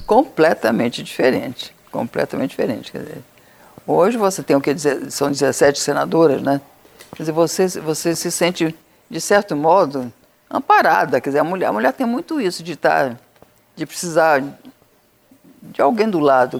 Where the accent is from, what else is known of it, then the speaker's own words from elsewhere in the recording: Amazonas, Brazil; Amazonas, que era minha terra. Era minha terra de origem